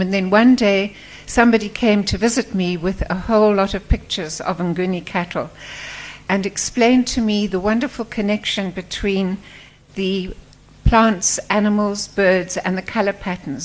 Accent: Port Elizabeth, Eastern Cape, South Africa; moved away as an adult; also born or lived in KwaZulu-Natal / Stellenbosch; I was brought up outside Port Elizabeth.

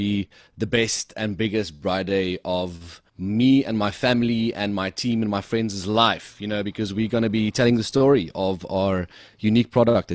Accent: Ladysmith, Western Cape, South Africa; born or raised there; also born or lived in Oudtshoorn

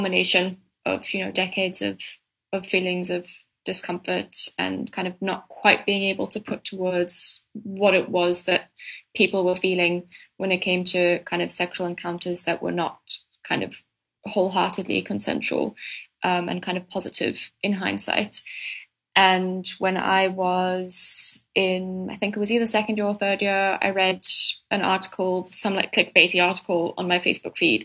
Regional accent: Cape Town, Western Cape, South Africa; I'm from Cape Town

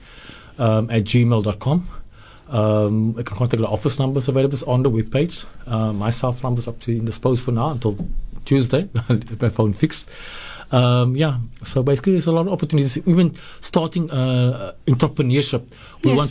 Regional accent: Nova Park, Western Cape, South Africa; I grew up in Nova Park

